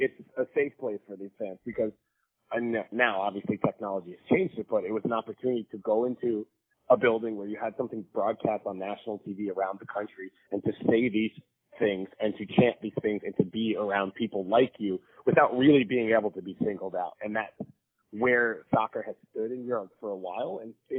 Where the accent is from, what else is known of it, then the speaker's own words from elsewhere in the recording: New York, United States; I'm obviously from New York, so I'm from like the most Jewish place on the planet.